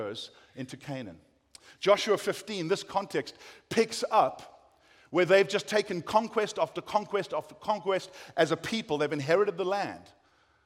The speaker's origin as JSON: {"language": "English", "country": "South Africa", "accent": "South African", "moved": "as an adult", "lives_now": "United States", "said": "I've kept my South African accent"}